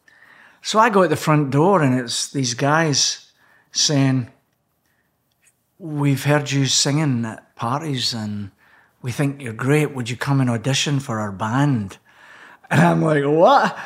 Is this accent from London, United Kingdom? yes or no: no; Scotland, United Kingdom; accent: Scottish; now in Canada; my Scottish accent